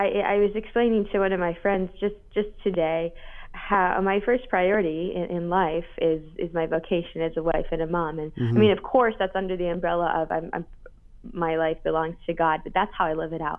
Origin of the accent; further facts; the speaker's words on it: Grand Rapids, Michigan, United States; Grand Rapids, Michigan, my hometown.